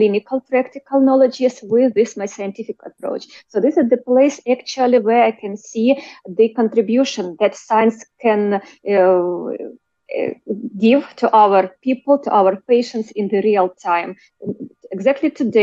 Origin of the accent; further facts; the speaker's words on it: Kharkiv, Kharkiv Oblast, Ukraine; I'm Ukrainian. I was born in Ukraine, in Kharkiv